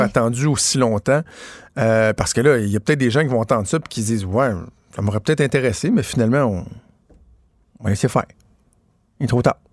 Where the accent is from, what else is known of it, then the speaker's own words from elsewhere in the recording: Quebec City, Quebec, Canada; je viens de Québec